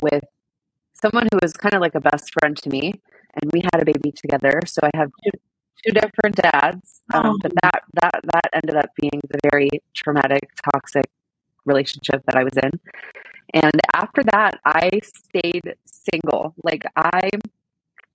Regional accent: Miami, Florida, United States; we were born and raised in Miami

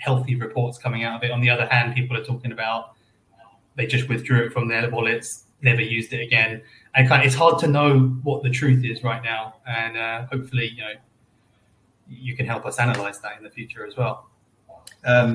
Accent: London, United Kingdom; moved away as an adult; also born or lived in Australia / New Zealand / Indonesia; now in Stockholm, Sweden; Born and raised in London

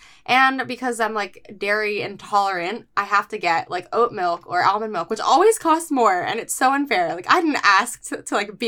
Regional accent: California, United States; now in New York City, United States; I am, you know, born and raised in California.

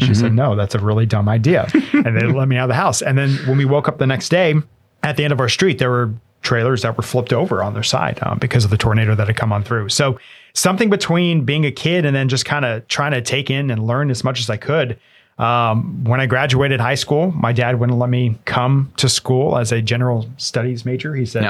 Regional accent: Lubbock, Texas, United States; I grew up in Lubbock, Texas for a bit.

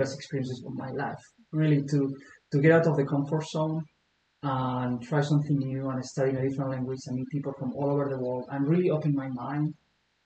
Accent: Spain; moved away as an adult; now in Billings, United States; I was born originally in Spain. I grew up there.

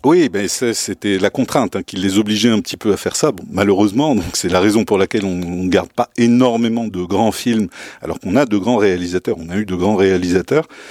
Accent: Souss-Massa, Morocco; Je suis originaire du Sousse

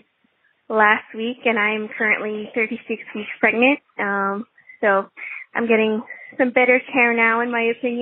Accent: New Brunswick, Canada; I'm from New Brunswick, Canada

